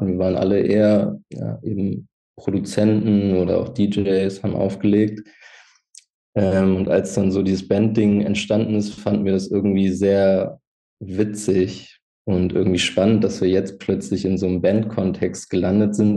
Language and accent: German; Hildesheim, Lower Saxony, Germany; born or raised there; now in Hanover, Germany